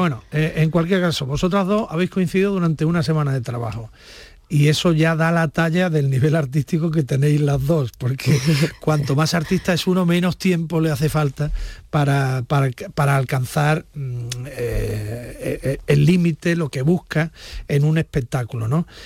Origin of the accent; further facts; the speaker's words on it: Andalusia, Spain; la cultura andaluza, nuestra naturalidad, nuestra forma